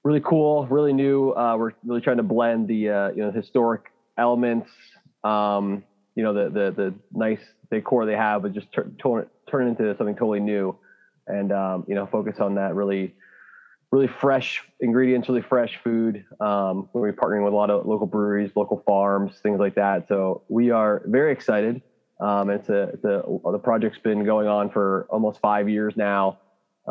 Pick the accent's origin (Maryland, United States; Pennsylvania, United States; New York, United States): Pennsylvania, United States; Hellertown; also born or lived in Bethlehem, Pennsylvania, United States; now in Allentown, United States; I grew up in Hellertown